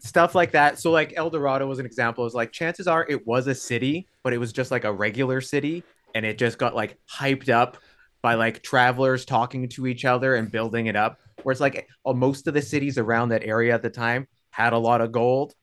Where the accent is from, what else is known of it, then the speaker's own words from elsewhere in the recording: Thunder Bay, Ontario, Canada; now in Hamilton, Canada; I'm from Thunder Bay originally